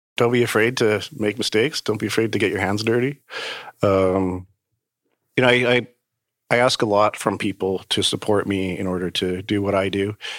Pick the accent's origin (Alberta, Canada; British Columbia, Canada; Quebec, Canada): Alberta, Canada; Calgary; moved away as an adult; also born or lived in Manitoba / Vancouver / New York; now in Toronto, Canada; growing up in Calgary most of my life